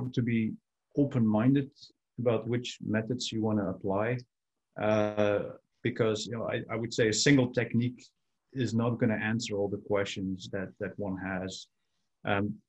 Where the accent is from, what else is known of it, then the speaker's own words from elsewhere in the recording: Belgium; moved away as an adult; also born or lived in San Francisco, United States / Ghent, Belgium; now in Vancouver, Canada; so I was born in Belgium. And that's where I did my earlier studies